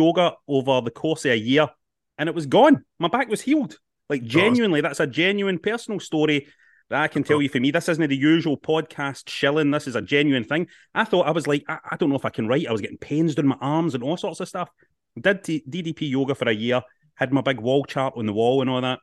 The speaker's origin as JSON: {"language": "English", "town": "Glasgow", "region": "Scotland", "country": "United Kingdom", "tie": "born or raised there", "said": "Glasgow, my hometown."}